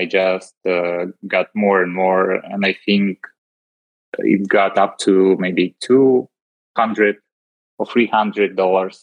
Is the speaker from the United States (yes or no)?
no; Russia; moved away as an adult; also born or lived in Moscow, Russia / Dubai, United Arab Emirates / Milan, Italy; now in Netherlands; Yeah, I grew up in Russia, in a small city at the center of Russia.